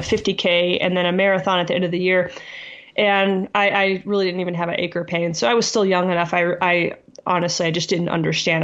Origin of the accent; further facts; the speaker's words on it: South Texas, United States; I grew up in South Texas